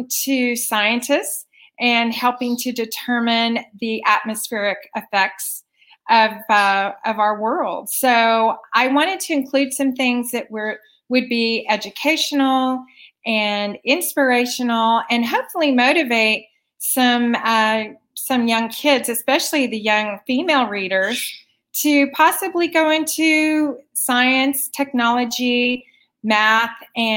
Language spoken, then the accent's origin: English; Wichita, Kansas, United States; from Wichita, Kansas, which is home to two of the largest privately owned Fortune 500 companies